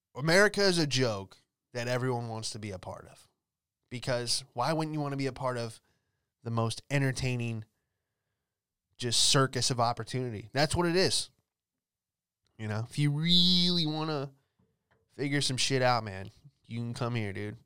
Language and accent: English; Los Angeles, California, United States; moved away as an adult; now in Florida, United States